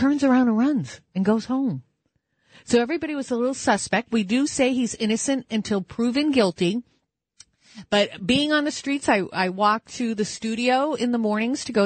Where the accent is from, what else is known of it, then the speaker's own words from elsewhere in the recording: Manchester, New Hampshire, United States; now in New York City, United States; Adam Sandler's from my hometown, Manchester, New Hampshire